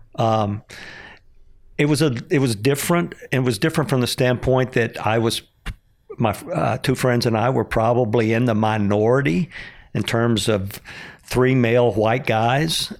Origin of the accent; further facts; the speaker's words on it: Pecos, Texas, United States; when I was growing up in Pecos, Texas, eighty-five percent Hispanic